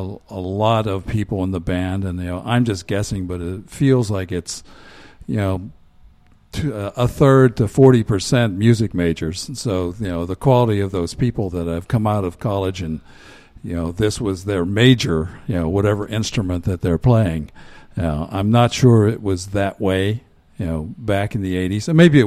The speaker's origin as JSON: {"language": "English", "town": "Johnstown", "region": "Pennsylvania", "country": "United States", "said": "I did not. No, I'm originally from Cambria County, Johnstown."}